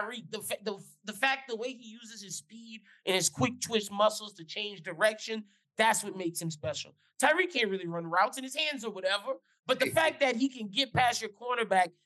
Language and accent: English; Missouri, United States; I'm from Missouri.